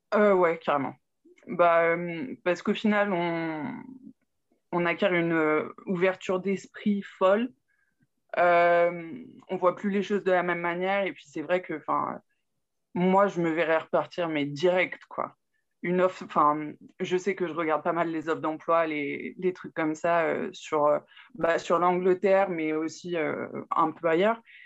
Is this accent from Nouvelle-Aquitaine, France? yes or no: no; Burgundy, Saône-et-Loire, Bourgogne-Franche-Comté, France; now in Cerquigny, France; à la base, je suis de Bourgogne, en Saône-et-Loire, exactement.